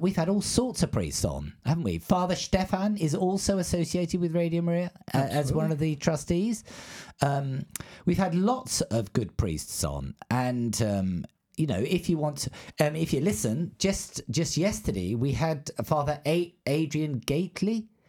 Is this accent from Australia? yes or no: yes; Australia; accent: English; There you go. I've got an English accent. But when people find out I'm an Australian, they say, oh, that explains it.